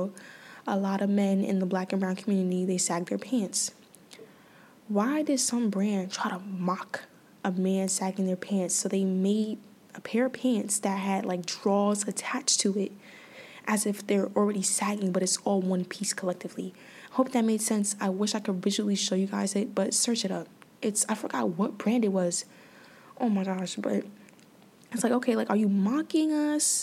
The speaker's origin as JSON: {"language": "English", "town": "New York City", "region": "New York", "country": "United States", "tie": "born or raised there", "said": "I grew up in the Bronx"}